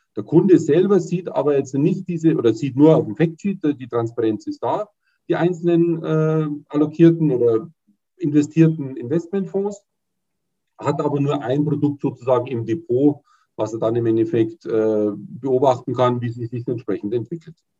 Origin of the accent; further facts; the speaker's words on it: Munich, Bavaria, Germany; Ich komme aus München, wohne in München